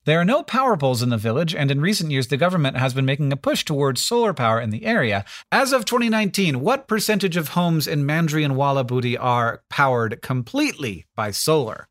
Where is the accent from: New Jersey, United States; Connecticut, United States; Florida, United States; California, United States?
Florida, United States; I grew up in Florida